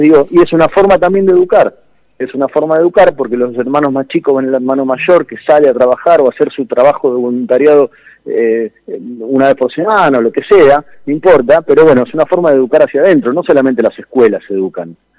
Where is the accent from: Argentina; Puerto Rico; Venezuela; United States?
Argentina